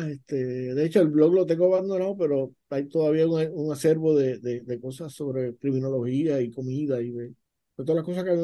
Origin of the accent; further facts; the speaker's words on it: Ponce, Puerto Rico; yo soy de Constancia también. Yo soy de Constancia también.